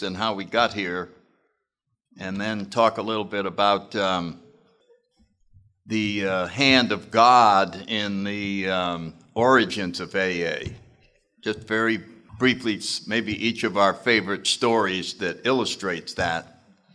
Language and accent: English; New Haven, Connecticut, United States; I grew up in New Haven, Connecticut in the 30s